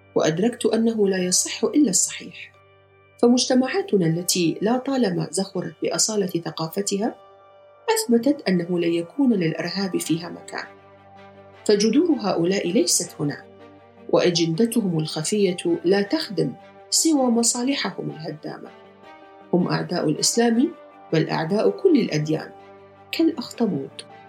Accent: Iraq; moved away; زرت بلدي العراق

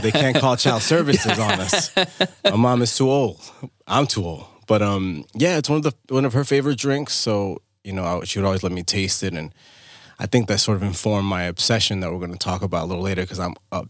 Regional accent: Dominican Republic; Yo, I mean, look, you know, I'm from Dominican Republic. I was born in DR.

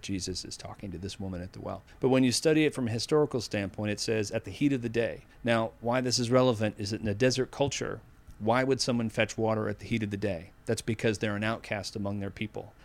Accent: Needham, Massachusetts, United States; accent: Boston; I grew up in Needham, Massachusetts

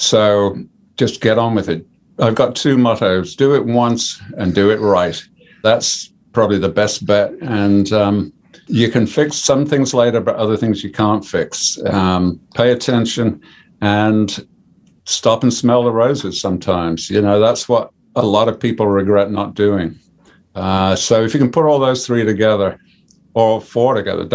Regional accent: Birmingham, West Midlands, United Kingdom; also born or lived in Coventry; I'm a Brummie.

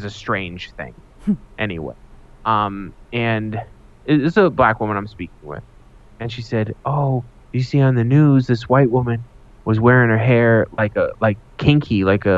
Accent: United States; Because I'm an American

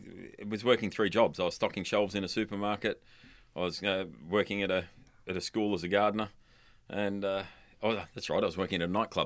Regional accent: London, United Kingdom; born there; I was born in London, and my mum travelled to and from London three times before I was a month old.

